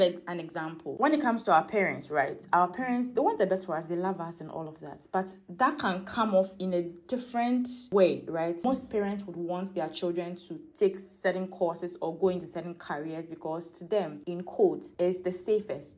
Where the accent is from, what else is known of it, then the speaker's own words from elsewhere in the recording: Ghana; my upbringing as a Ghanaian, as an African.